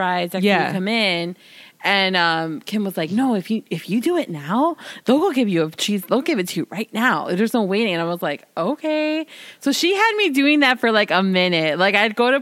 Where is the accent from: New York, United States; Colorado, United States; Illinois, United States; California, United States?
Illinois, United States; Chicago; I'm from the city. I'm from Illinois.